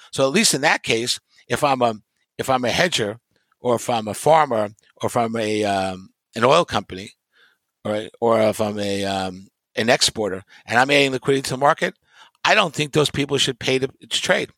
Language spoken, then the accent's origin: English; New York, United States; growing up in New York